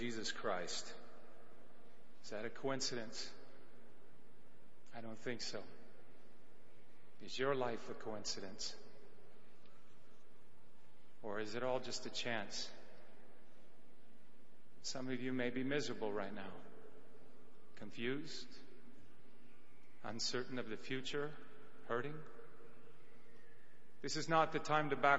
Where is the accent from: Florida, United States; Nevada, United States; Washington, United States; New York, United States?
Washington, United States; Mount Vernon; my hometown of Mount Vernon, Washington